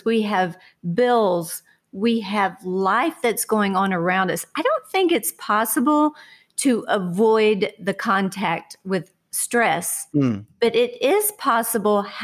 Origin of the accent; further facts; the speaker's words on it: Houston, Texas, United States; I grew up in Houston, Texas with my family there